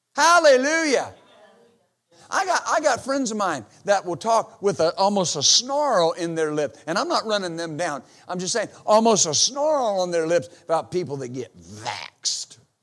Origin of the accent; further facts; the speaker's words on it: United States; I exercise my right as an American